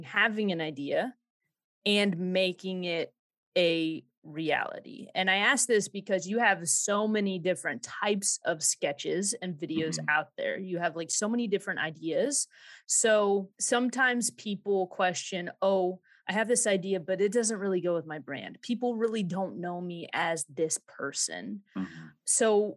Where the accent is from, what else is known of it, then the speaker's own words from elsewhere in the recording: Southern Illinois, United States; Illinois. Yeah. Southern Illinois. And we live on 10 acres